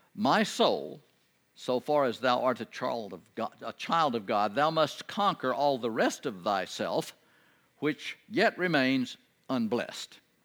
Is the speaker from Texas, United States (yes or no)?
yes; Texas, United States; I'm from Texas